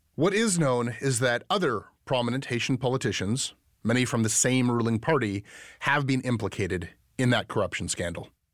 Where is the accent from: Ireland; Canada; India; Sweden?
Canada; as a Canadian